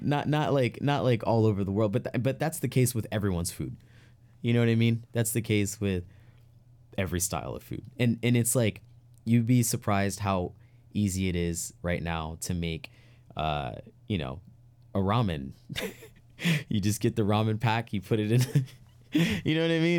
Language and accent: English; New York City, New York, United States; moved away; growing up in New York City and upstate New York